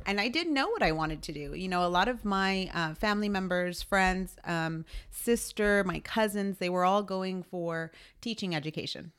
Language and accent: English; San Antonio, Texas, United States; born and raised in San Antonio.